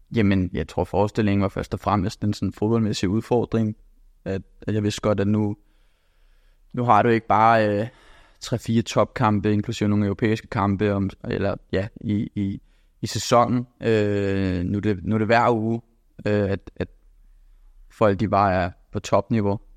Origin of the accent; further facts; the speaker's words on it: Copenhagen, Capital Region of Denmark, Denmark; moved away as an adult; also born or lived in England; now in Bologna, Italy; da jeg havde alle muligheder hjemme i København